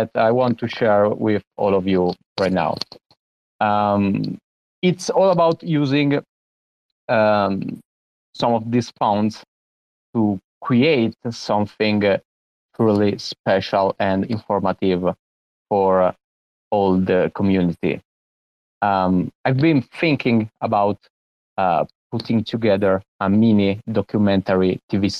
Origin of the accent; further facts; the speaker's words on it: Italy; from Italy